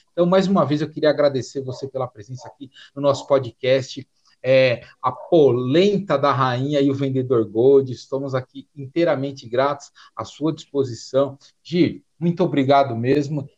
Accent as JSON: {"language": "Portuguese", "region": "São Paulo", "country": "Brazil", "also_born_or_lived": "Florianópolis", "said": "Eu sou de São Paulo, tô em Florianópolis"}